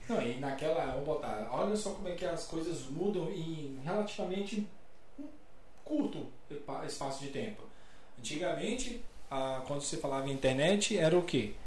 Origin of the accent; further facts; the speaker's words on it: Brasília, Federal District, Brazil; Sou de Brasília, lá era Brasil Telecom.